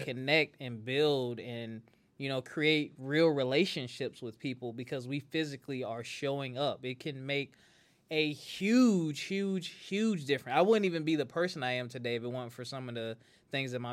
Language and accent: English; Spartanburg, South Carolina, United States; I didn't even grow up in Charleston. I grew up in Spartanburg